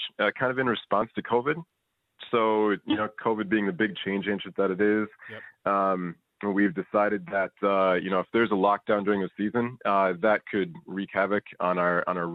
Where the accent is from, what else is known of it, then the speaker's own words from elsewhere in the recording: Minnesota, United States; moved away as an adult; now in Victoria, Australia; I'm from the States.